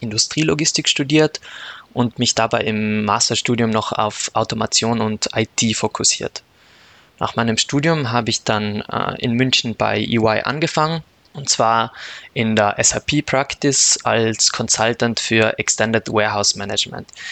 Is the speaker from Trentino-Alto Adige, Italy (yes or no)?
yes; South Tyrol, Trentino-Alto Adige, Italy; moved away as an adult; also born or lived in Austria; now in Munich, Germany; Ich komme aus Südtirol.